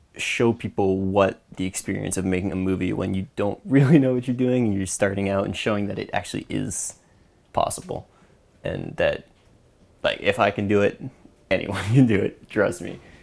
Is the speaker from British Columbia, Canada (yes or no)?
yes; just outside Vancouver, British Columbia, Canada; also born or lived in East Coast of Canada; I grew up just outside Vancouver